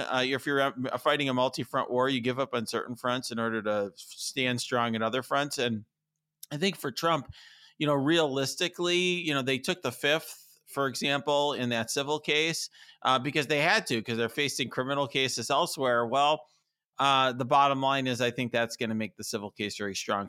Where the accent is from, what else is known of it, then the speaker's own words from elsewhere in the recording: Chicago, Illinois, United States; speaking as a Chicagoan